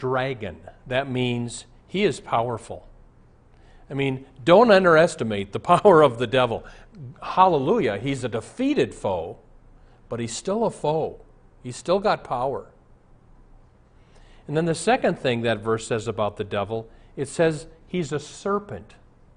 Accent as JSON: {"language": "English", "town": "Omaha", "region": "Nebraska", "country": "United States", "tie": "born or raised there", "moved": "yes", "said": "I'm from Omaha. I was in Omaha recently. I'm very nostalgic. I wanted to walk through my old high school."}